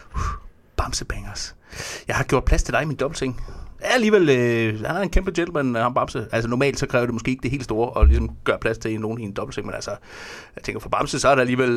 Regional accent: Fredericia, Southern Denmark, Denmark; jeg kommer fra Fredericia

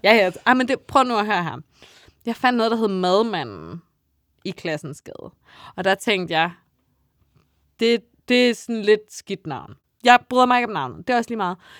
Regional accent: Funen, Southern Denmark, Denmark; jeg er Fynbo

